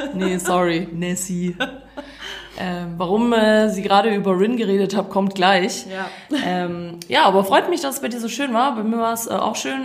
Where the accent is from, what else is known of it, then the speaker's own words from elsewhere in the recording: Croatia; now in Germany; Ich war in meiner Heimat